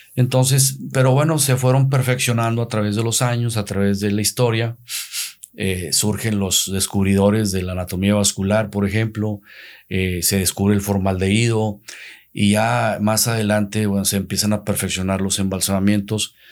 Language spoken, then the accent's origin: Spanish; Santiago, Nuevo León, Mexico; also born or lived in Ciudad Acuña, Coahuila; puse otra funeraria en el municipio de Santiago, donde es mi, mi tierra natal